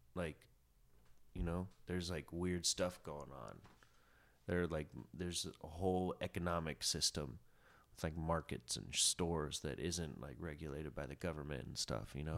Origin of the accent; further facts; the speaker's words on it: Chattanooga, Tennessee, United States; moved away as an adult; now in New York, United States; I grew up in Chattanooga, and the same house, you know, I went to the same school, kindergarten through twelfth grade